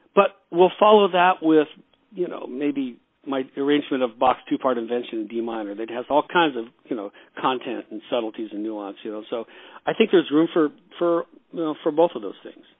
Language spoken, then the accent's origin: English; Los Angeles, California, United States; also born or lived in Wichita, Kansas; pretty much grew up out here in, in Los Angeles